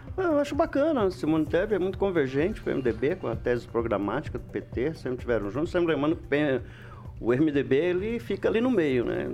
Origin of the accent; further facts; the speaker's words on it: Alvorada, Paraná, Brazil; cresci no Alvorada